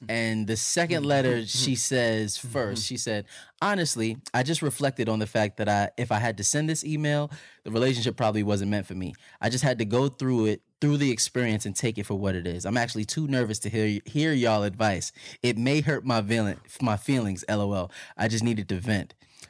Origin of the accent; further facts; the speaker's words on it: Los Angeles, California, United States; I'm born and raised in Los Angeles. More specifically, I'm a Valley girl.